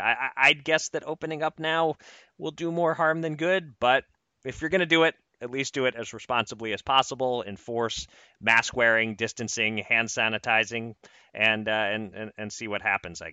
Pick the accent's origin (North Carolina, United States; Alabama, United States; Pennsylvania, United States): Pennsylvania, United States; my home state, Pennsylvania